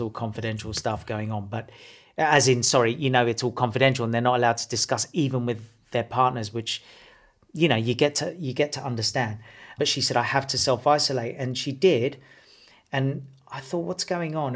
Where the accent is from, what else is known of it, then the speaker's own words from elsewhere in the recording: Australia; I'm from Australia